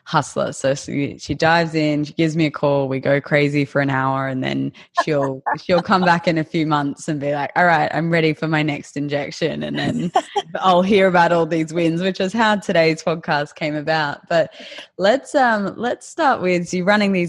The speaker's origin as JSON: {"language": "English", "region": "coast of Queensland", "country": "Australia", "said": "I'm from the coast of Queensland"}